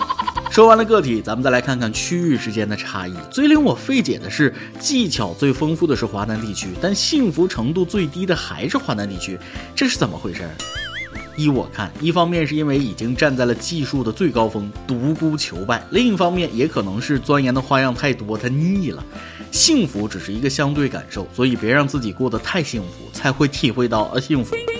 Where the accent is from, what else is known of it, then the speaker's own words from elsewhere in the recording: Jiangnan, China; 当然，我家乡是江南，有非常广阔的湖。